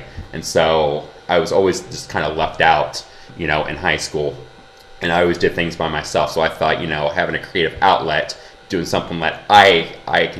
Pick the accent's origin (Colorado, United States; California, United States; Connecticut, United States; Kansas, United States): Kansas, United States; I'm also from the Midwest. I'm from Kansas.